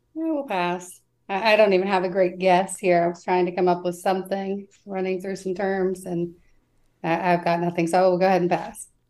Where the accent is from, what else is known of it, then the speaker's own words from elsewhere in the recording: West Virginia, United States; I'm from West Virginia